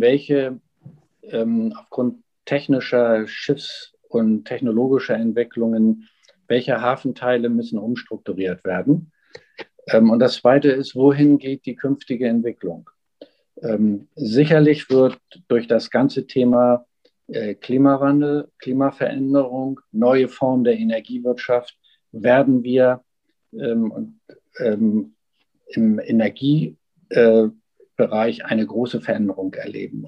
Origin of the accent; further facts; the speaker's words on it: Hamburg, Germany; als Hamburger